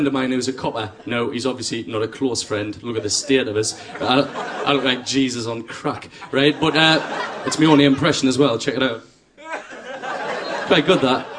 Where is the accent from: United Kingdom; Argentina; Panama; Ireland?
United Kingdom; Sunderland, North East England; I'm from Sunderland.